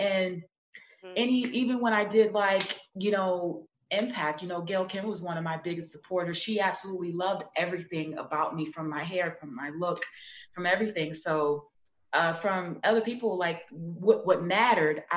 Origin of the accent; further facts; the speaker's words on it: New York City, New York, United States; I'm from Brooklyn, New York, you know, Sumner Projects, that's right near Marcy Projects